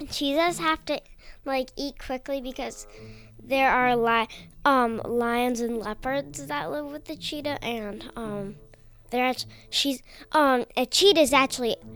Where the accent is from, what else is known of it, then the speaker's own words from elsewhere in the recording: Conway, New Hampshire, United States; Conway, New Hampshire.